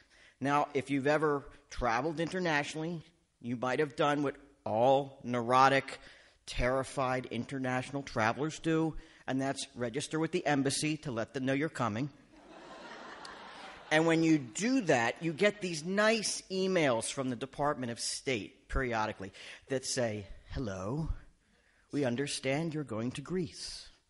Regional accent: Canada; no, Canadian. I'm from Canada.

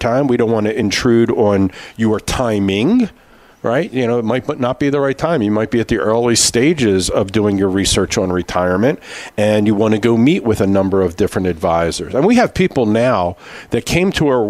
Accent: Philadelphia, Pennsylvania, United States; We grew up in Philadelphia.

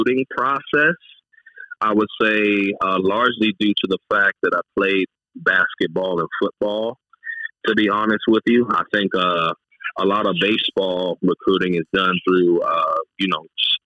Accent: Key West, Florida, United States; I grew up in Key West

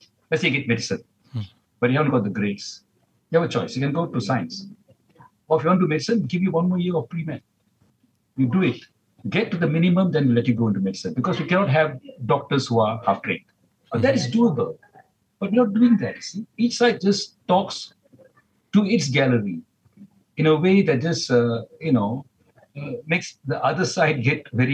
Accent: Malaysia; we as Malaysians

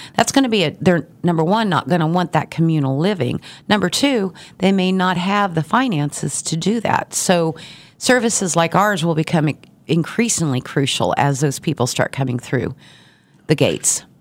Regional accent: Garden City, Kansas, United States; now in Wichita, United States; I've been in Wichita for thirty years, but I originally from Garden City

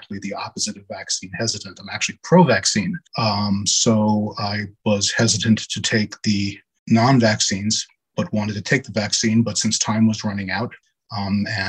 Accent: New York City, New York, United States; I was born and raised in Brooklyn, New York. I'm a lifelong New Yorker

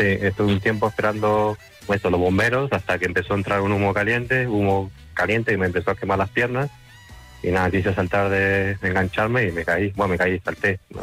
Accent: Uruguay; now in Madrid, Spain; yo soy uruguayo

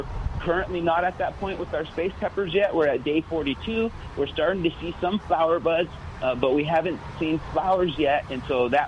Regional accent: New Mexico, United States; I was born and raised in New Mexico

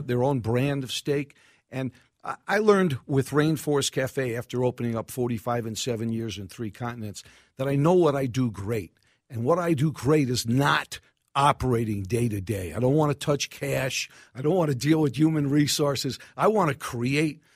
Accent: New York City, New York, United States; accent: New York; now in Minneapolis, United States; Far Rockaway, New York, Bell Harbor

